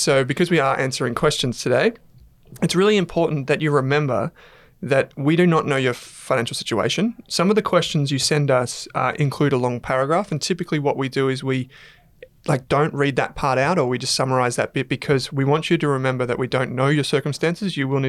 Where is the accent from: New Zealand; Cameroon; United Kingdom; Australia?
Australia; I'm Australian, mate. Vegemite on toast is like the thing that we're known for.